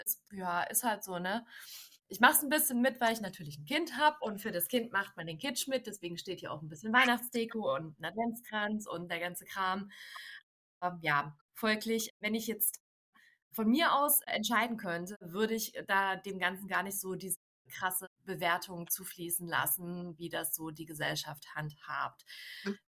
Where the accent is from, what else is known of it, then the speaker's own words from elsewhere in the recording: Dresden, Saxony, Germany; ich komme ja gebürtig aus Dresden